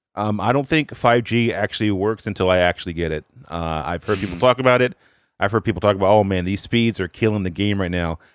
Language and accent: English; North Carolina, United States; I'm from the South, North Carolina